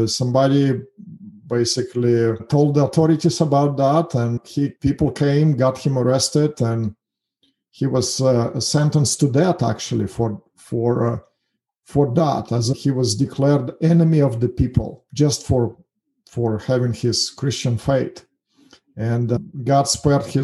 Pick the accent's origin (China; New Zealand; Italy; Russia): Russia; English is a second language; moved away as an adult; also born or lived in Kazakhstan; now in United States; I was lived my whole life in Russia. Actually, I was born in Kazakhstan